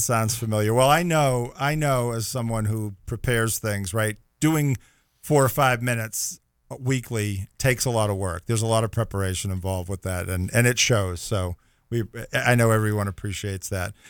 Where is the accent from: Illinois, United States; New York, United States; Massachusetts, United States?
Massachusetts, United States; Boston; we're both from the Boston area